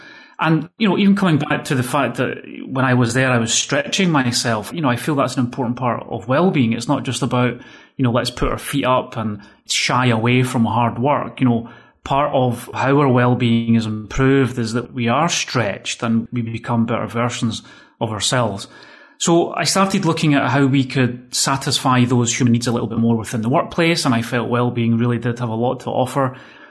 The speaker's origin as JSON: {"language": "English", "region": "Scotland", "country": "United Kingdom", "accent": "Scottish", "moved": "yes", "lives_now": "Spain", "said": "that's since 2003, actually, I've been living in Spain. And as you can hear, I've completely lost all my Scottish accent, right?"}